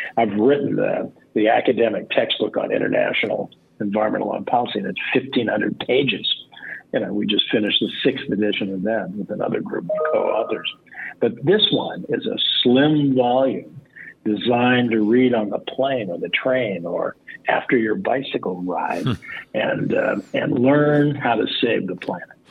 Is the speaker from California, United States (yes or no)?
yes; Los Angeles, California, United States; I grew up in Los Angeles